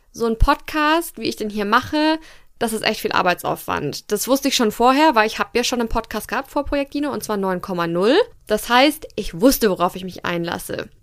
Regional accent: Fürth, Bavaria, Germany; ich am 7.7.1993 geboren wurde in Fürth, Bayern, Deutschland

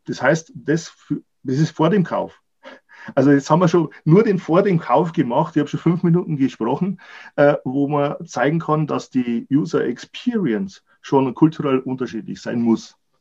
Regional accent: Germany; Wir als Deutsche

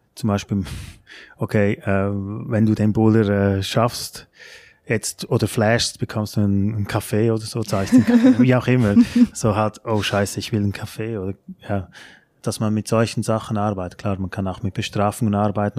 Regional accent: Switzerland; moved away as an adult; now in Germany; bei uns in der Schweiz

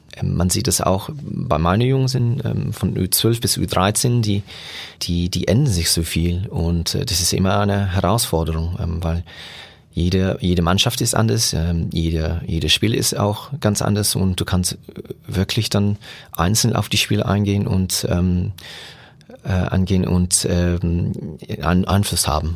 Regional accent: Germany; bei uns in Deutschland

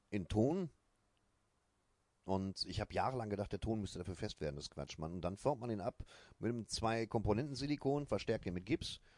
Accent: Germany; ich bin ja selber Deutscher

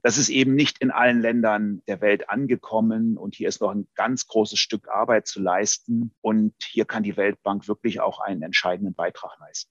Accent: Germany; Wir als Deutsche

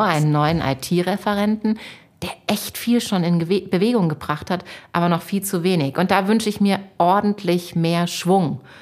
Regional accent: Munich, Bavaria, Germany; ich bin in der Stadt geboren

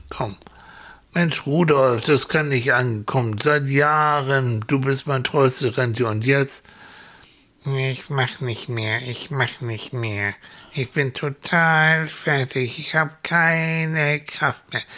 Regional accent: Hamburg, Germany; wir kommen aus Hamburg

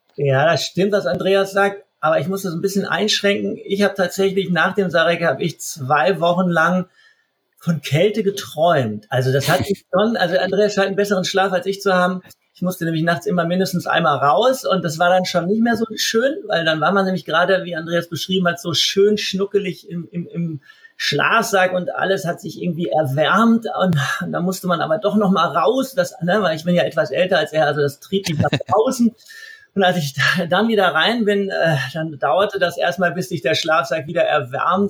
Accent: Essen, North Rhine-Westphalia, Germany; moved away as an adult; also born or lived in Munich; ich bin aus Essen, bin aus dem Ruhrgebiet, als ich dann weggegangen bin nach München

